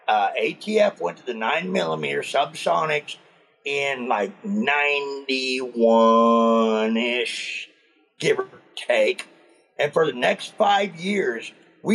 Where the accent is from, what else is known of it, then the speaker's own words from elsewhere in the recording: San Francisco, California, United States; moved away as an adult; now in Tennessee, United States; I was born and raised in San Francisco